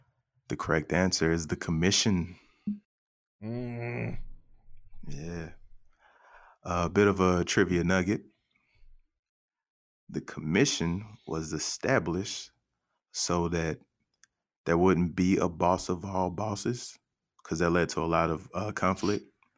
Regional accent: Arkansas, United States; born there; I was born in Southern Arkansas. I was born in Southern Arkansas. My R at the end doesn't roll the right way, so you have to forgive me.

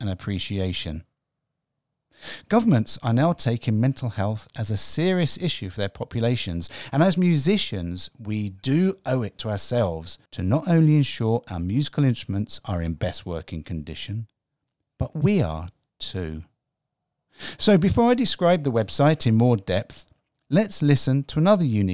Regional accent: England, United Kingdom; I'm English

